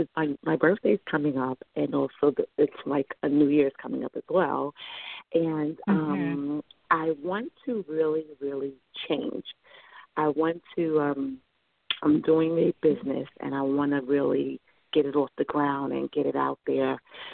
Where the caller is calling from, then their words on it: New York, United States; Hi, this is … from New York.